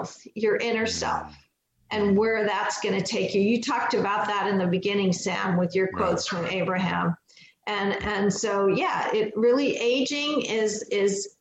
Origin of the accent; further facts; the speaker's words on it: Pakistan; I was born in Pakistan